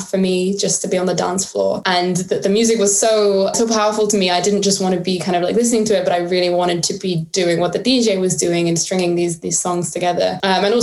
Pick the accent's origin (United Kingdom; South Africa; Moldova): United Kingdom; Devon, South West England; now in London, United Kingdom; I grew up in the Devonshire countryside in a really small village